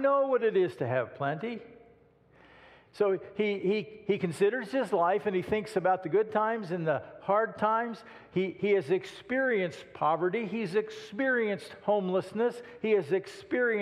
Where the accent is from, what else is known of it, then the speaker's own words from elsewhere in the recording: United States; I was born in the United States of America.